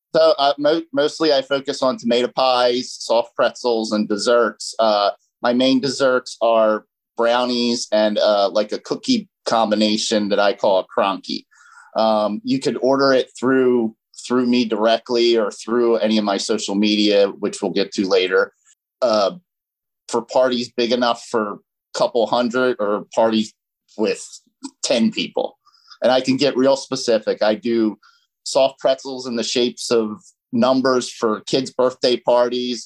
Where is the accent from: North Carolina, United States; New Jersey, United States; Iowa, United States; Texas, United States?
New Jersey, United States; moved away as an adult; now in Delaware County, United States; I grew up in South Jersey